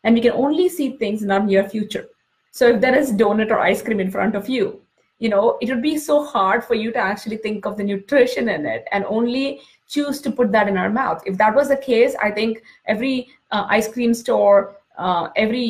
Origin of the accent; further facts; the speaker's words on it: India; moved away as an adult; now in United States; when I was growing up in India